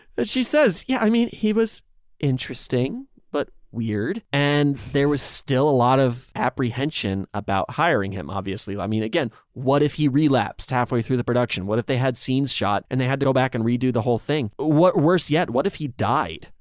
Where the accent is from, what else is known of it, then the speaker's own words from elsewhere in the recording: Dansville, United States; in my hometown of Dansville, there was a laundromat video store